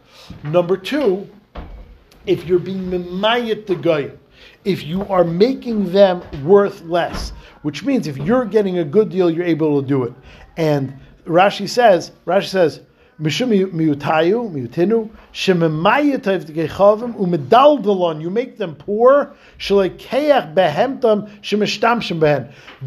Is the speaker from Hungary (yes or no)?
yes; Hungary; I'm from Hungary.